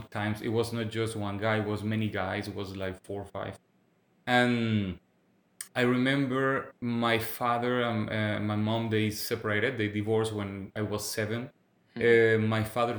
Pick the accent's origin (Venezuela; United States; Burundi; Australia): Venezuela; English is a second language; moved away as an adult; now in Quebec, Canada; I'm from Venezuela. But I would say that even English is my third language because it has been 7 years I live in Quebec, in Canada.